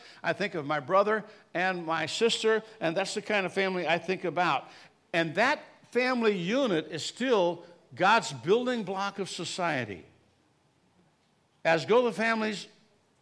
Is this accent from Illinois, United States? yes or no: yes; Chicago, Illinois, United States; I grew up in the South Chicago area